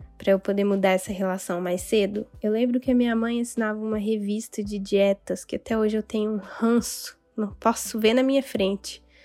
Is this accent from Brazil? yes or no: yes; Dores do Indaiá, Minas Gerais, Brazil; Lá em Dores do Indaiá, onde eu cresci